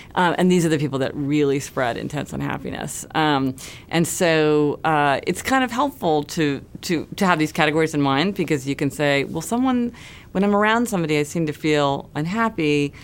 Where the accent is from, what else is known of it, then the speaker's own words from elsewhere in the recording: Kansas City, Missouri, United States; now in New York City, United States; I grew up in Kansas City, Missouri